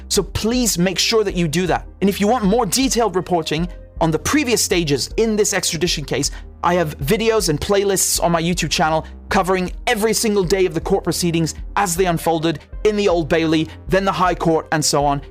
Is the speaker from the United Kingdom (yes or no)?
yes; United Kingdom; I'm a British journalist